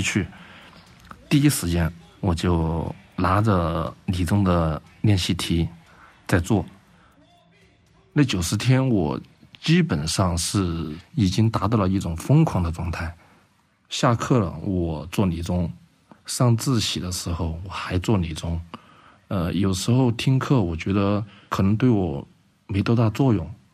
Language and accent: Chinese; Guangzhou, Guangdong, China; now in Chengdu, China; 因为我小时候是在广州长大的